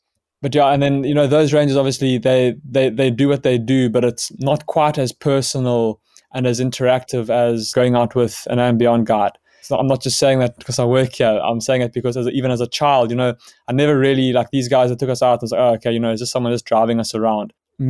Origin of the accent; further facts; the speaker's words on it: Johannesburg, Gauteng, South Africa; born there; I was born in Johannesburg.